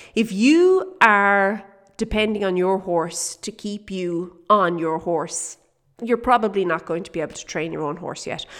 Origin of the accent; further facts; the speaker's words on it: Kildare, Leinster, Ireland; moved away as an adult; now in South Africa; we're from Kildare